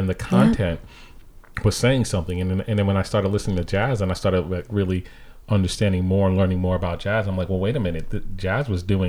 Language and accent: English; Hartford, Connecticut, United States; some of the people that I grew up with musically in Hartford.